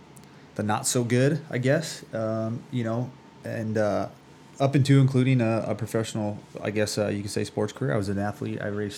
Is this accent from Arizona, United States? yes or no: yes; Phoenix, Arizona, United States; I'm 38 years old now. Grew up, born and raised in Phoenix, Arizona.